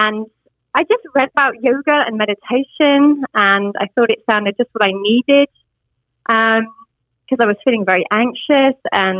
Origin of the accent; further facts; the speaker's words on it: United Kingdom; moved away as an adult; now in United States; I am obviously British. So, in Britain, in my former life, I was a flight attendant